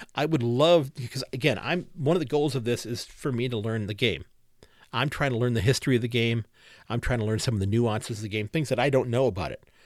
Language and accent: English; Ohio, United States; also born or lived in Sandusky, Ohio; I'm born and raised in Ohio.